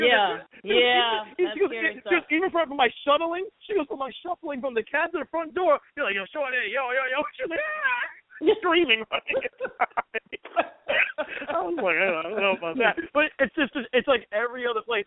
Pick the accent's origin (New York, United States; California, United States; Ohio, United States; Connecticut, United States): New York, United States; as a New Yorker